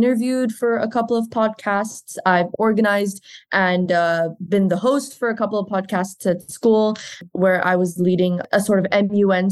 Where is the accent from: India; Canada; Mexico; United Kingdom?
India; now in Italy; I'm originally from India, but I study in Italy and I'm going to graduate in 2 months